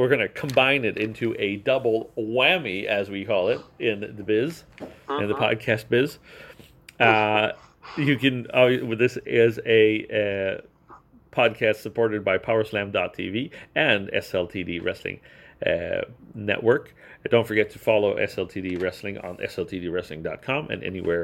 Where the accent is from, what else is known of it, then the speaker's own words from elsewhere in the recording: Racine, Wisconsin, United States; It's cold in my hometown, Racine